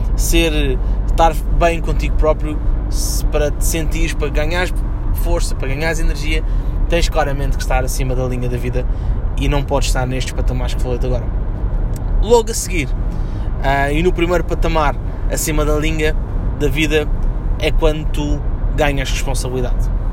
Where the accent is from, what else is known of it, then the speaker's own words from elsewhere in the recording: Portugal; nós, enquanto portugueses